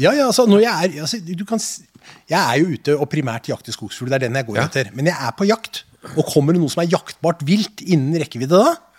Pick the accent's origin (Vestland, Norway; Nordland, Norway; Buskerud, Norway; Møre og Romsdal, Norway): Møre og Romsdal, Norway; Nordmøre; moved away; Jeg er jo fra Nordmøre opprinnelig